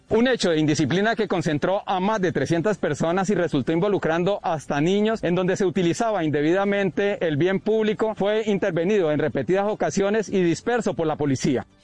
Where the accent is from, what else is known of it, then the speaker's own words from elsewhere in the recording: Colombia; como colombiano